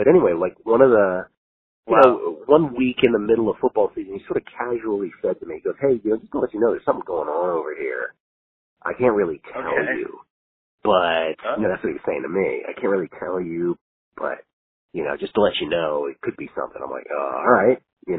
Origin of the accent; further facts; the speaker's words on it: Washington, District of Columbia, United States; also born or lived in San Francisco; Washington, D.C.